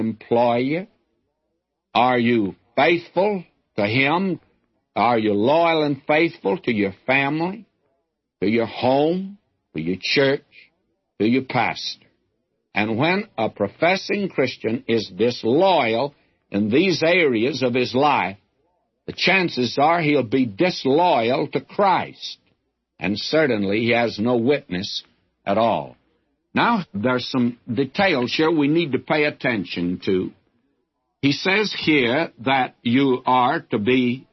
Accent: the South, United States; I'm a Southerner

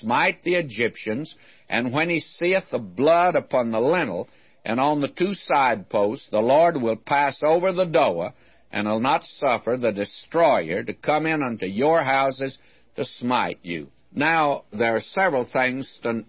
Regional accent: the South, United States; I was brought up in the South where we had hot biscuits

